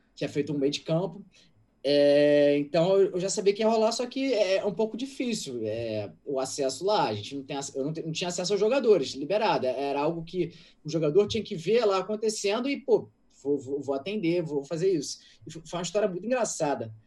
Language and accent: Portuguese; Rio de Janeiro, Brazil; eu sou do Andaraí, eu moro no Andaraí até hoje